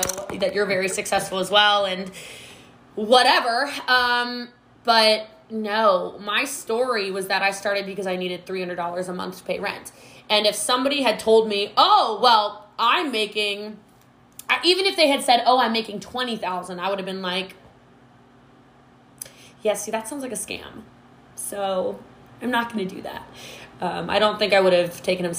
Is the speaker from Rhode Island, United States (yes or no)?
no; Maryland, United States; moved away as an adult; now in Frisco, United States; I am from Maryland originally.